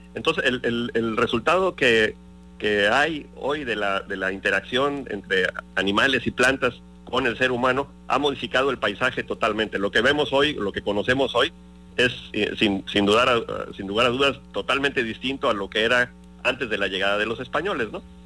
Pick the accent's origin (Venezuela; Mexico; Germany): Mexico; Cosamaloapan, Veracruz; yo, soy originario de Cosamaloapan, de Carpio.